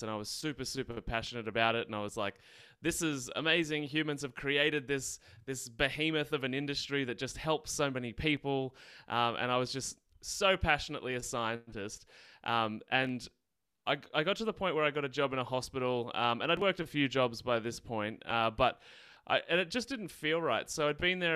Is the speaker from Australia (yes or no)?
yes; Australia; accent: Australian; So I'm in Australia, obviously can tell by my accent. I grew up in the countryside